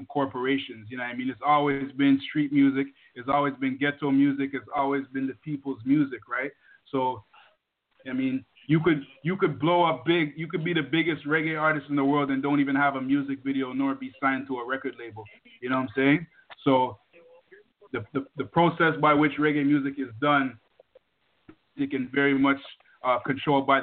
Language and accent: English; Toronto, Ontario, Canada; also born or lived in Jamaica; I was born in Jamaica. Moved to Toronto, Canada, a place called Jungle, one of the largest housing projects in the country